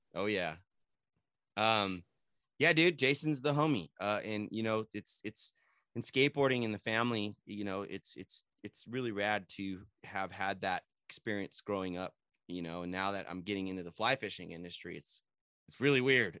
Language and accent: English; San Jose, California, United States; I'm from San Jose